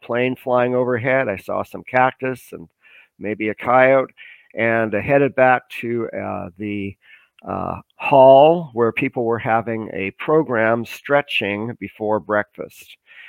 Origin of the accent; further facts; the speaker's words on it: Canada; also born or lived in Vancouver; I'm a Canadian citizen. I live in Vancouver.